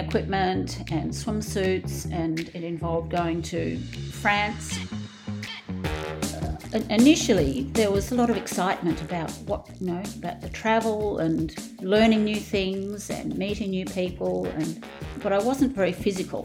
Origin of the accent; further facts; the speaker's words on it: Australia; I've been best known probably as an Australian sporting legend